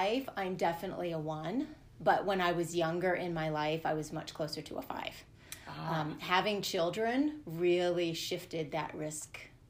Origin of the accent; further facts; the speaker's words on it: California, United States; born there; And I was born in California. My dad was in the Army at the time, so moved around a ton until I hit seventh grade.